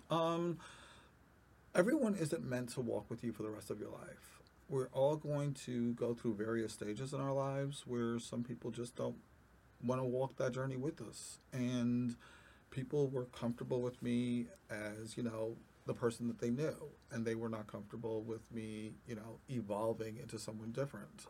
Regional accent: New York, United States; I am a native New Yorker.

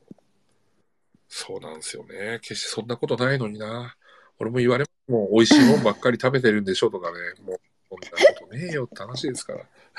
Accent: 000 near Morioka, Iwate, Japan; moved away as an adult; 僕の地元というか、もう、まあ、いわゆる人口2万人の町で、僕も、こう、うん、物心ついた頃から高校卒業するまで

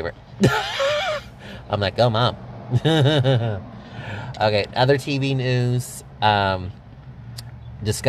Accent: Texas, United States; we're from Texas

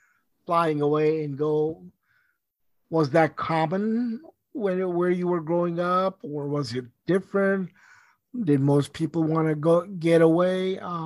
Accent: India; also born or lived in Pakistan; now in United States; I can understand growing up in India and Pakistan, where we didn't waste anything.

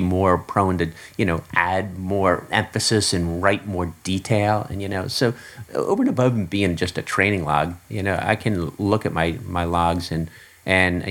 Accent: Philadelphia, Pennsylvania, United States; I grew up in the Philadelphia area

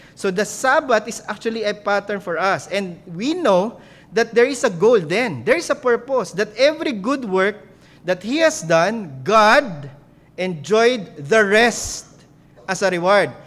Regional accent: Philippines

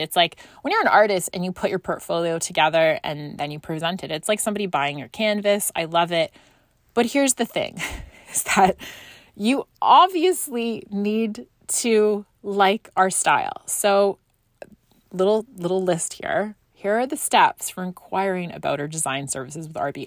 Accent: Scotland, United Kingdom; moved away; growing up in Scotland

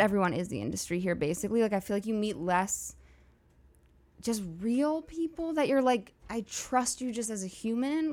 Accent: New York City, New York, United States; moved away as an adult; now in Los Angeles, United States; I went to NYU and I grew up in New York

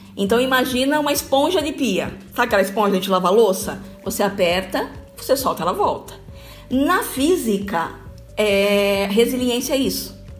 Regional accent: Bauru, São Paulo, Brazil; moved away as an adult; now in Taboão da Serra, Brazil; eu sou de Bauru, gente. Eu sou, eu sou de Bauru, moro aqui, moro em São Paulo, já tem. Nossa, vivo mais aqui do que aí. Eu vim para cá com 18 anos.

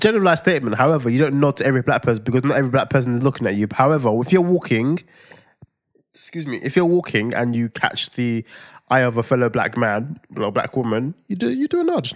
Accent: Nigeria; I'm Nigerian

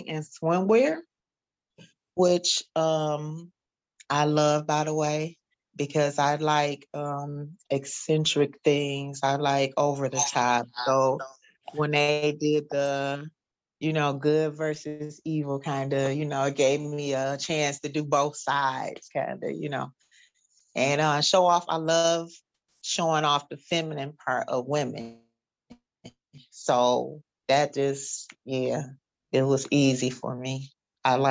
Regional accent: Detroit, Michigan, United States; I am from Detroit. I'm a native from Detroit, Michigan

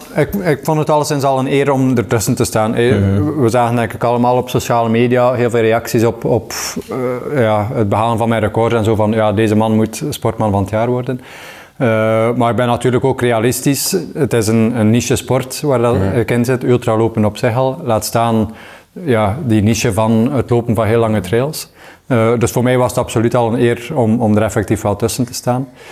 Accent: Waregem, Flanders, Belgium; ik ben opgegroeid in Waregem

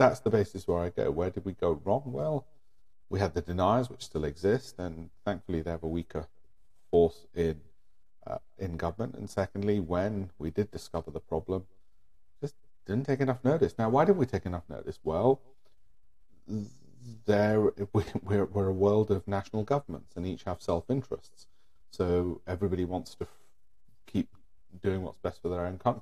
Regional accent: India; I'm Indian

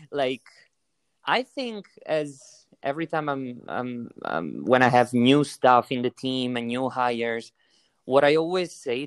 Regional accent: Italy; accent: Italian; English is a second language; I'm from beautiful Italy, where I'm actually now because of the lockdown

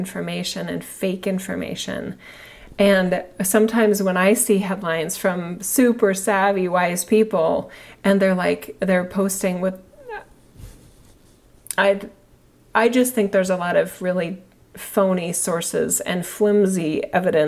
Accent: United States; I'm an American citizen

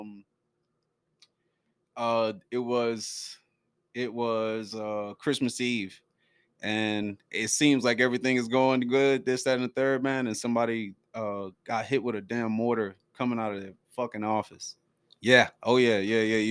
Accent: Baltimore, Maryland, United States; moved away as an adult; also born or lived in El Paso, Texas; now in Texas, United States; from Baltimore, Maryland, West Side, Emerson Avenue

